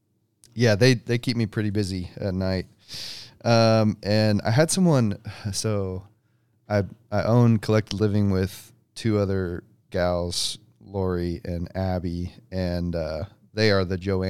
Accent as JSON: {"language": "English", "town": "Liberty", "region": "Missouri", "country": "United States", "tie": "born or raised there", "said": "That's more literal. No, you're good. So grew up in Liberty. My wife grew up in North Kansas City, so we're both like"}